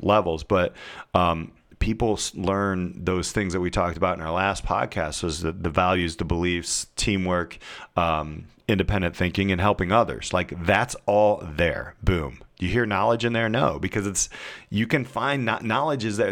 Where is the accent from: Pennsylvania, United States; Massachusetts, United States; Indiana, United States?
Indiana, United States; I'm from Indiana